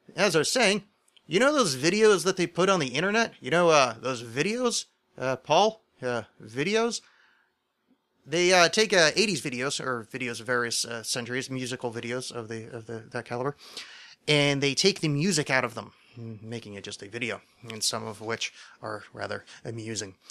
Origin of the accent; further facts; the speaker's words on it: Philadelphia, Pennsylvania, United States; I'm from Philadelphia.